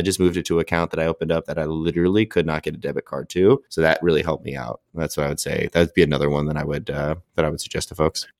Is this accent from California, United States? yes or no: yes; California, United States; I'm from California